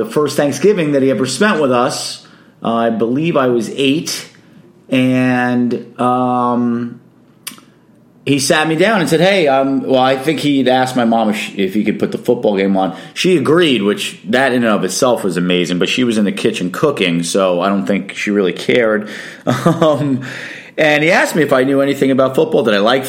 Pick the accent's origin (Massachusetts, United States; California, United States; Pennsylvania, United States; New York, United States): New York, United States; New York City; I'm born and raised in Brooklyn, New York